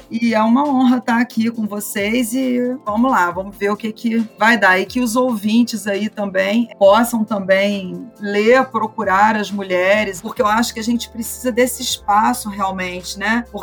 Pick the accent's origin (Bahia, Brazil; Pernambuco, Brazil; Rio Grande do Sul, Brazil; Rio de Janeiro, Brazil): Rio de Janeiro, Brazil; Petrópolis; born there; Eu nasci em Petrópolis, Rio de Janeiro